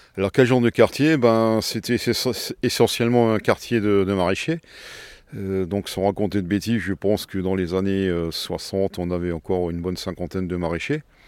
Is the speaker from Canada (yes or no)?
no; Strasbourg, Grand Est, France; je suis né à la Robertsau et j'étais commerçant horloger bijoutier à la Robertsau depuis plus de 40 ans